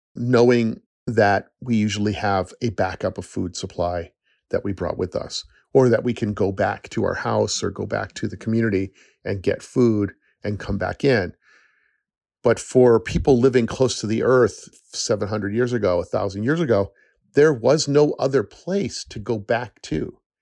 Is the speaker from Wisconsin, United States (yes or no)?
no; upstate New York, United States; also born or lived in Sacramento, California / Los Angeles, California; I moved from California to upstate New York when I was nine